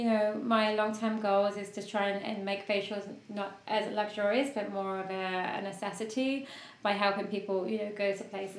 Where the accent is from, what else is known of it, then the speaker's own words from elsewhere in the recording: United Kingdom; I'm a Brit